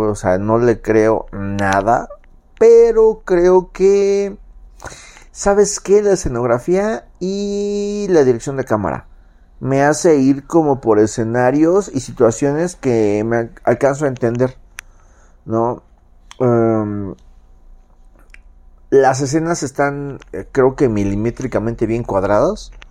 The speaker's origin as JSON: {"language": "Spanish", "region": "Mexico City", "country": "Mexico"}